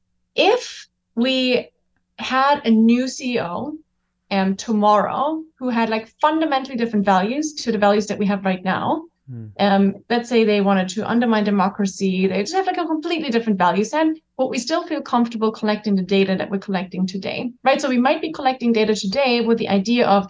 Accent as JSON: {"language": "English", "country": "Germany", "tie": "born or raised there", "said": "I'm German, so I grew up in Germany."}